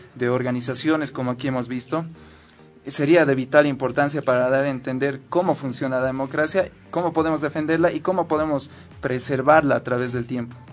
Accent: Bolivia; el entendimiento que nosotros tenemos como bolivianos

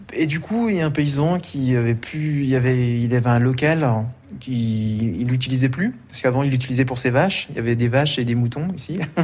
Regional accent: Bourgogne-Franche-Comté, France; now in Mens, France; comme je viens de Franche-Comté, là-bas en Franche-Comté, on parle de la tourniole

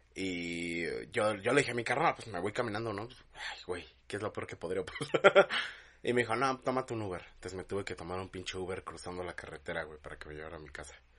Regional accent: Mexico; es acento de acá

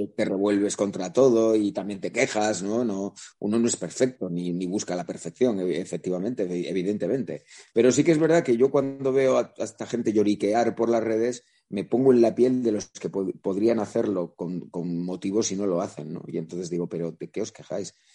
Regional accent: La Rioja, Spain; also born or lived in Vitoria-Gasteiz; now in Madrid, Spain; no madrileño de nacimiento, porque yo soy riojano y tengo mm, e, e, e, ese sentimiento también de mis raíces

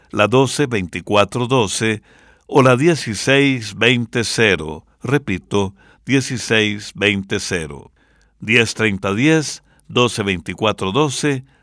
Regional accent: San Pedro Sula, Cortés, Honduras; Por eso vamos a escuchar una ranchera de Honduras con … mi pueblo querido.

